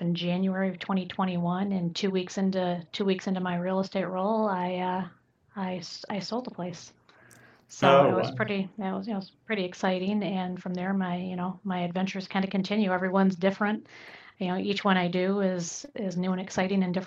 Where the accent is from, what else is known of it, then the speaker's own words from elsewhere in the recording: Michigan, United States; also born or lived in Southwest Florida; now in Fort Myers, United States; I came originally from Michigan